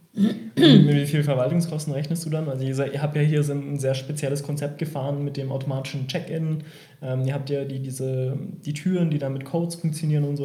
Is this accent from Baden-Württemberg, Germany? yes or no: yes; Heidelberg, Baden-Württemberg, Germany; ich komme ja aus Heidelberg